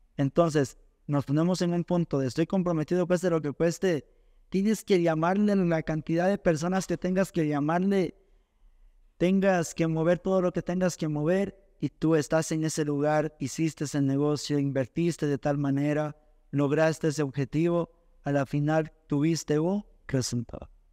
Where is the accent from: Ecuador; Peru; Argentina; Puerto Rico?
Ecuador; Zumba, Zamora-Chinchipe; Yo soy de Zumba, un barrio llamado